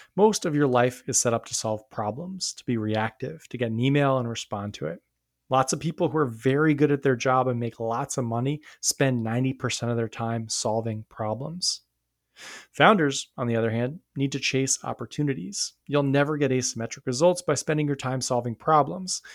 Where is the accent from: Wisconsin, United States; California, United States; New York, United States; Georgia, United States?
New York, United States; I grew up near New York City and I lived there for a long time